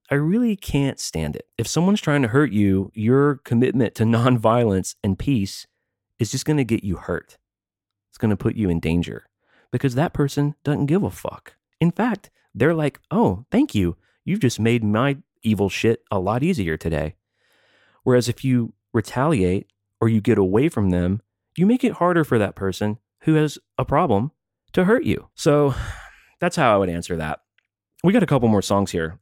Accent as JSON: {"language": "English", "region": "American South", "country": "United States", "tie": "born or raised there", "said": "I was ra- born and raised in the American South"}